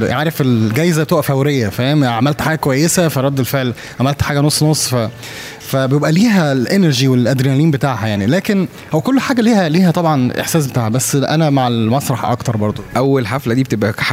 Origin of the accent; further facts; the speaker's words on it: Alexandria, Alexandria Governorate, Egypt; accent: Egyptian; also born or lived in Saudi Arabia; الاكسنت المصري مصر لا يمكن عشان انا اتولدت في السعوديه عشت فيها 12 سنه او 12 سنه وبعد كده آه، اقمت بقى في اسكندريه آه، فتره طويله جدا من عمري